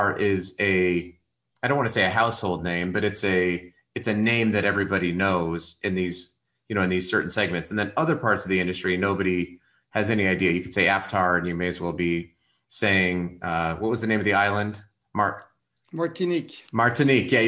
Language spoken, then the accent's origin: English; Colorado Springs, Colorado, United States; moved away as an adult; now in Utah, United States; my wife and I's hometown, you know, Colorado Springs